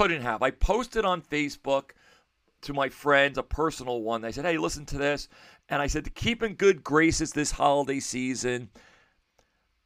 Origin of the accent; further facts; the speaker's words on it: United States; I was raised in American culture